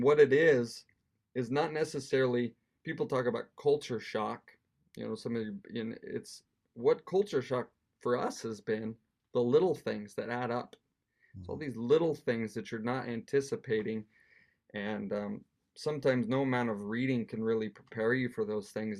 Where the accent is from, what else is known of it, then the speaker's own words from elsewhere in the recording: Wyoming, United States; moved away as an adult; now in Edinburgh, United Kingdom; we come from Wyoming, which is quite rural. You know, the biggest town we ever lived in was thirty thousand